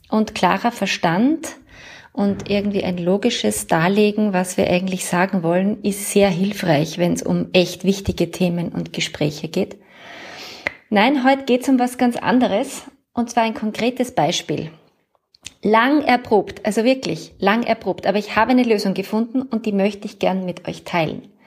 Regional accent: Vienna, Austria; Ich werde weißer Spritzer sagen, weil ich komme ja aus Wien.

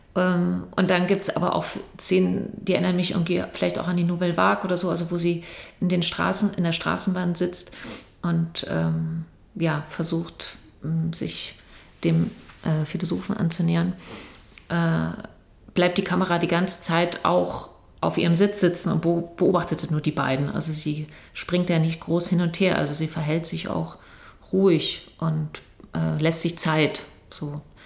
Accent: Berlin, Germany; ich bin ja in Berlin groß geworden

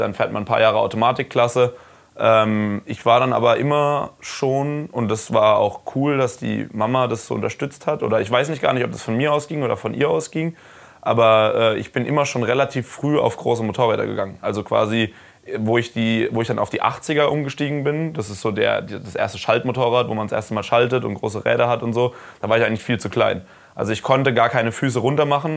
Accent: Karlsruhe, Baden-Württemberg, Germany; ich komme aus Karlsruhe

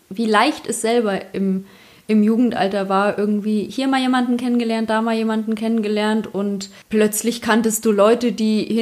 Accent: Bavaria, Germany; accent: Upper Bavarian; spreche Oberbayerisch.

